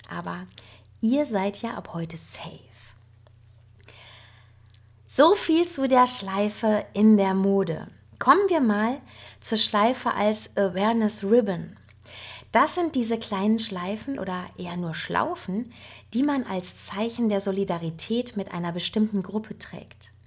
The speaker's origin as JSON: {"language": "German", "region": "North Rhine-Westphalia", "country": "Germany", "said": "denn ich als Westfälin muss mir natürlich auch ein bisschen nachlesen, wie funktioniert das denn mit dem Dirndl nun richtig? Und ähm, ich kenne Dirndl ja nur von unseren westfälischen nachgemachten Oktoberfesten."}